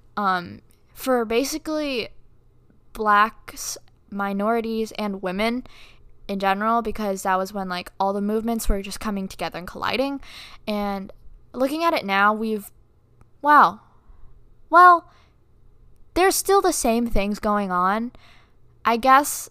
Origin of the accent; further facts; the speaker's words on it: Philippines; moved away; I'm from the Philippines, and I have family back there